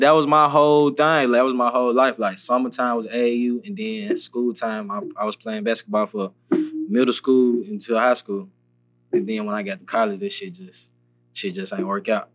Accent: Memphis, Tennessee, United States; moved away as an adult; now in Atlanta, United States; I grew up, I'm really from Memphis

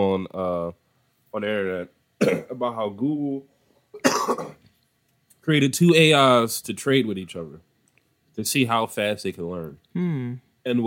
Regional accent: Philadelphia, Pennsylvania, United States; growing up in Philly

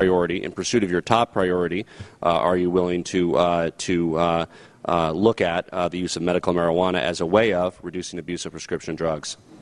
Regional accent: Colorado, United States; my home state of Colorado

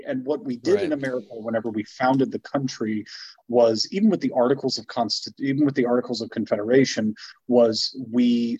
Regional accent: Louisiana, United States; my home state of Louisiana

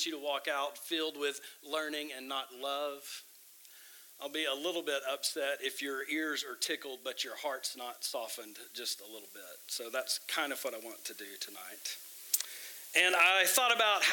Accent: Tyler, Texas, United States; also born or lived in Midwest; I'm from Tyler. I grew up here.

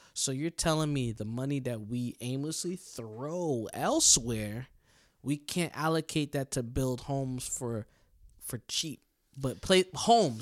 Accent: United States; us America, us American people

